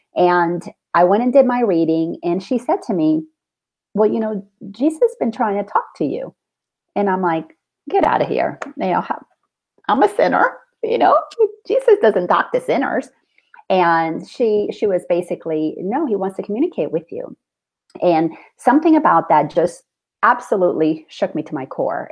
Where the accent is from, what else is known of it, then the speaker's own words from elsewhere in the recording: Dominican Republic; I grew up in the Dominican Republic.